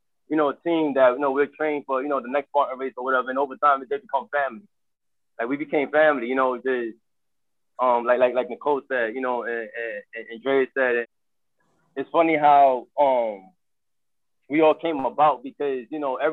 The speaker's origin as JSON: {"language": "English", "town": "New York City", "region": "New York", "country": "United States", "tie": "born or raised there", "lives_now": "Bronx, New York, United States", "said": "I was born and raised in Harlem. So I moved out here to the Bronx 2014"}